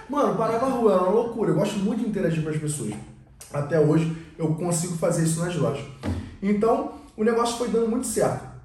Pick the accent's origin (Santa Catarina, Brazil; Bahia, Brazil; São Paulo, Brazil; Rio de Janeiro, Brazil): Rio de Janeiro, Brazil; a gente é do Rio